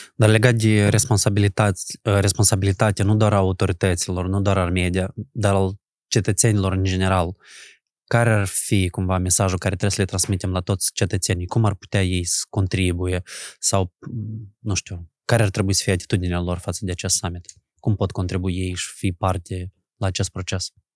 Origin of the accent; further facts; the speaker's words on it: Bulboaca, Anenii Noi District, Moldova; eu am copilărit în Bulboaca